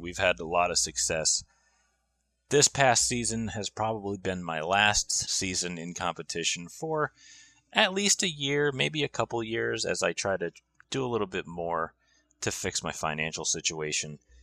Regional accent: Griswold, Connecticut, United States; I am from Griswold, Connecticut.

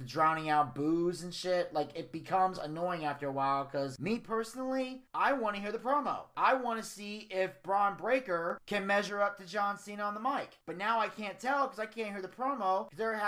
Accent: United States; I'm from the New York, New Jersey area. I'm Italian

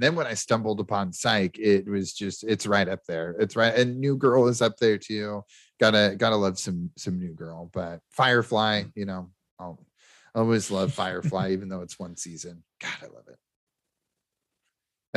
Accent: Nebraska, United States; also born or lived in Sioux City, Iowa; technically, I am from Iowa because I was born in Sioux City because my hometown is too small, but I'm a Nebraskan through and through, just like Adam

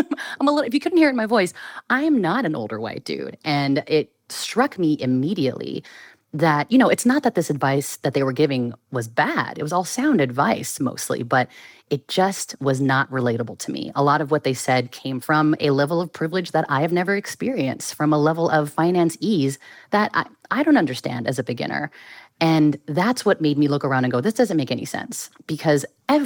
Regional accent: Bay Area, California, United States; Born and raised in the Bay Area.

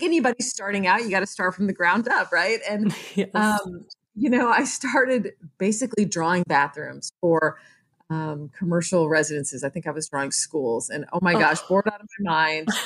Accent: Lake Jackson, Texas, United States; I grew up in Lake Jackson, which is about an hour south of Houston

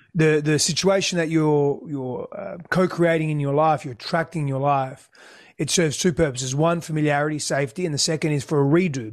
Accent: Australia; first language Greek; English is a second language; also born or lived in Greece; My first language was Greek. I couldn't speak English when we came back to Australia

